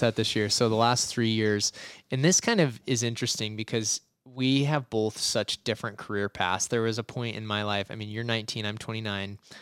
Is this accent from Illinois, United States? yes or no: no; Boise, Idaho, United States; I was born in Boise, Idaho, and I never left